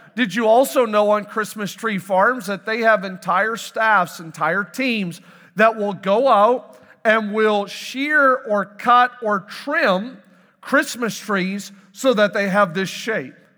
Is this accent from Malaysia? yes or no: no; Canada; moved away; I am born and raised in Canada